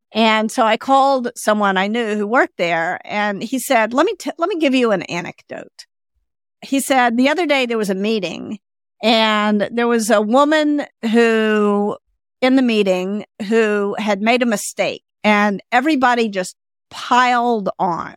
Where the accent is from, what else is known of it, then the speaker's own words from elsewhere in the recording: the South, United States; I grew up in the South, and I'm a woman